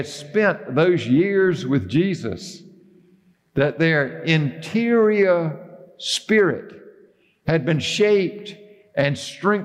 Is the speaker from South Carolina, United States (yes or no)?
yes; Bennettsville, South Carolina, United States; Now, Judy and I grew up in Bennettsville, South Carolina